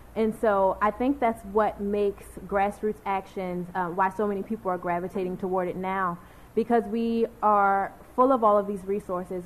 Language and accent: English; Baltimore, Maryland, United States; I'm from Baltimore born and raised, bred in all the best schools